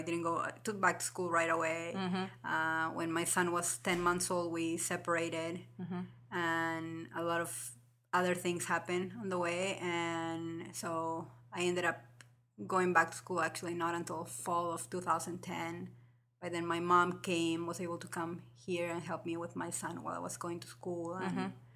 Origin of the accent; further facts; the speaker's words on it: Lima, Peru; moved away as an adult; also born or lived in Des Moines, Iowa; now in Ames, United States; from Lima, Peru. I was born and raised there. And I came here to the U.S. almost like 13 years ago in 2003.